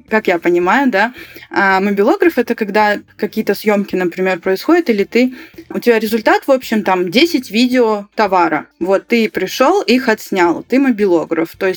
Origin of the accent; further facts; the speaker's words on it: Karaganda, Karaganda Region, Kazakhstan; Вот я сама родом из Караганды, да, у нас там все почти говорят на русском.